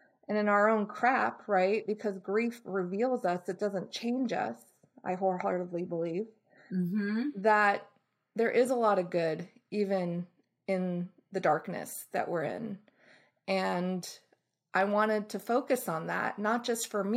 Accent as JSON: {"language": "English", "area": "Bay Area", "region": "California", "country": "United States", "tie": "born or raised there", "also_born_or_lived": "Boston, Massachusetts", "said": "I was born in Boston, raised in the Bay Area"}